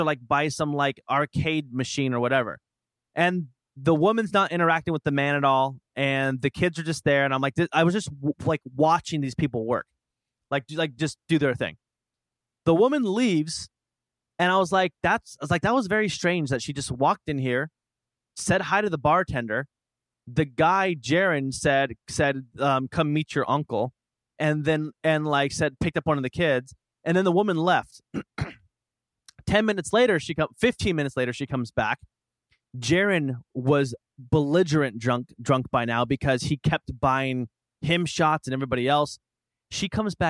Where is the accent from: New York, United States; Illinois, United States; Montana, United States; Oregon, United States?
Oregon, United States; Portland